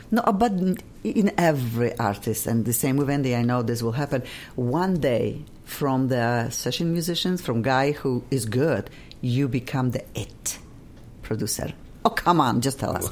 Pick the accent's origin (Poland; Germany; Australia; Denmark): Poland; English is a second language; now in Los Angeles, United States; I'm from Poland and I will never lose my accent